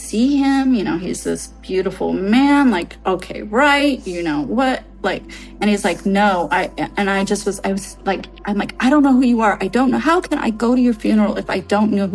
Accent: Redwood City, California, United States; I was born in Redwood City.

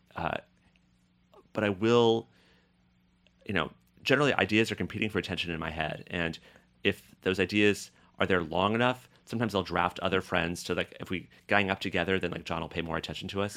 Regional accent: Boulder, Colorado, United States; moved away; also born or lived in Paris; growing up in Boulder, Colorado

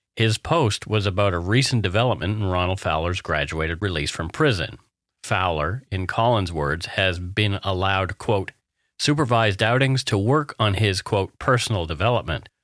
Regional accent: Canada; We are ordinary Canadian schmucks

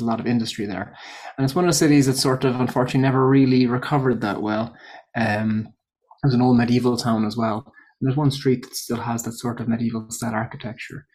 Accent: Ireland; moved away as an adult; also born or lived in Coventry, England; I'm from Ireland. But I moved to Coventry for my P H D

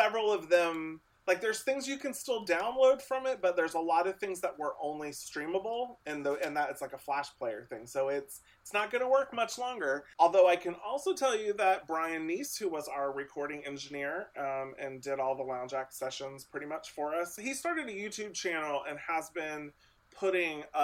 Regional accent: Lewisburg, Ohio, United States; now in Austin, United States; I grew up very rural Ohio. I grew up almost on the Indiana border between Dayton and Cincinnati, Ohio.

